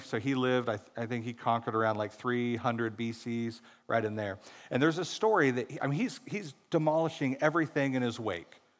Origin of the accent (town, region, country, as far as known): Missouri, United States; born or raised there